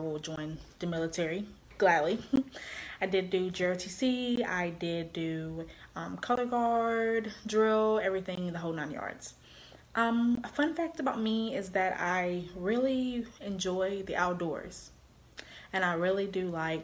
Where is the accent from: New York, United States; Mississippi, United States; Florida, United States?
Mississippi, United States; Meridian; also born or lived in Petal, Mississippi; I am from Meridian, Mississippi. I was born there. And then I did eventually move to Petal, where I graduated from Petal High School.